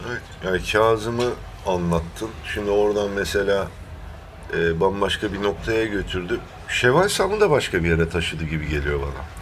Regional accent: Thrace, Turkey; accent: Thracian; moved away; Trakya'ya gidince benim şivem de iki gün alıyor değişmesi, tabii, tabii, Trakya de şivesine bürünmesi. Ee, yani aslen Trakyalıyım.

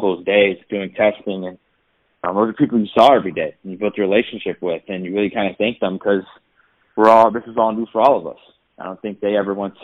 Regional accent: Chicago, Illinois, United States; I'm from Chicago

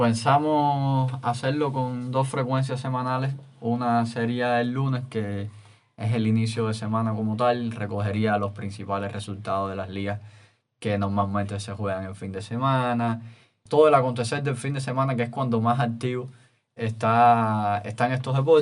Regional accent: Cuba; como buenos cubanos que somos

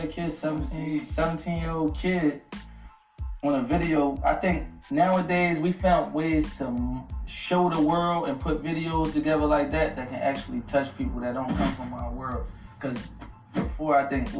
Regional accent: Philadelphia, Pennsylvania, United States; I'm from North Philly.

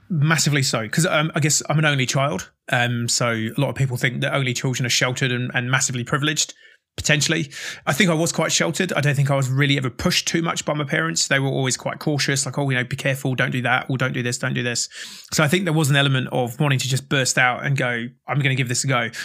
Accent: Oxford, South East England, United Kingdom; moved away as an adult; also born or lived in Australia; now in Christchurch, New Zealand; originally from the U K, uh, so I was born in Oxford, which is down in the south of England, and currently living in, uh, Christchurch in New Zealand

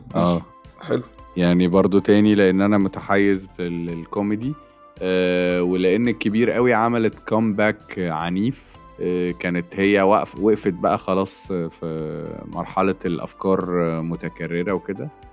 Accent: Egypt; احنا مصريين واحنا بتوع كوميديا

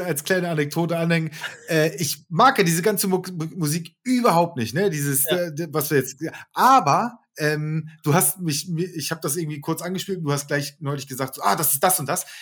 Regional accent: Hamburg, Germany; wir sind Hamburger

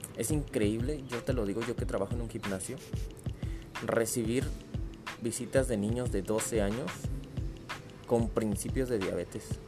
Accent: Mexico City, Mexico; yo soy de la alcaldía Gustavo Madero

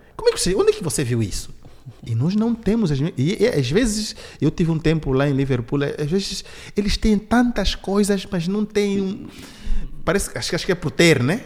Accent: Benguela, Angola; now in Portugal; eu sou de Benguela

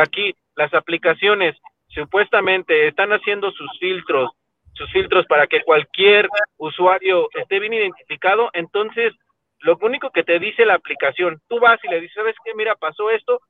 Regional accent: Mexico; nosotros como mexicanos

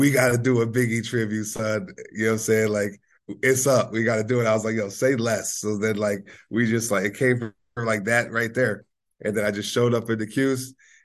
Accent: Rochester, New York, United States; I'm from Rochester.

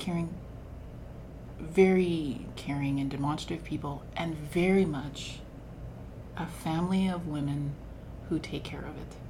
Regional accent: Moose Jaw, Saskatchewan, Canada; born there; also born or lived in Waldron / Porcupine Plains / Kelliher / Melville; My family moved a lot. So I was born in Moose Jaw.

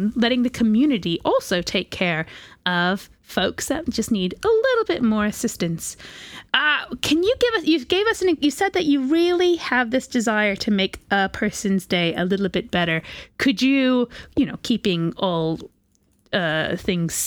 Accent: United States; moved away; I'm from America

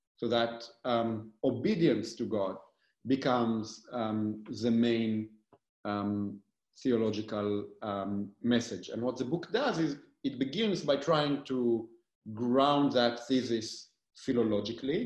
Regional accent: Galilee, Northern District, Israel; moved away as an adult; also born or lived in Tel Aviv / New Haven / Berlin / Heidelberg; now in New York City, United States; I born and raised in Israel. I, uh, um, I grew up in the Galilee, in a very small place on a mountain in the Galilee

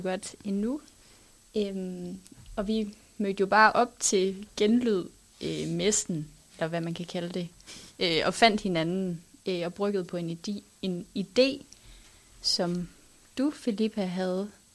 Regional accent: Odder, Central Denmark Region, Denmark; jeg kommer fra Odder

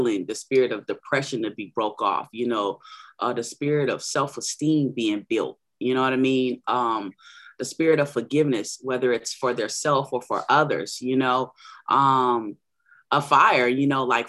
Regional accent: San Diego, California, United States; also born or lived in Orange County, California / Long Beach, California; I was born in San Diego, California, lived a little bit, a couple of years in Orange County and Long Beach, Cali as well. I'm a native here in San Diego

